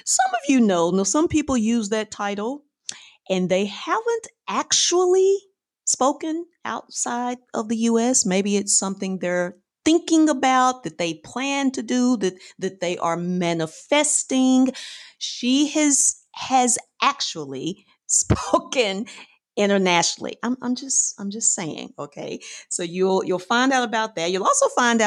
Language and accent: English; Fort Worth, Texas, United States; now in Houston, United States; I'm originally from North Texas, from DFW area, Fort Worth specifically.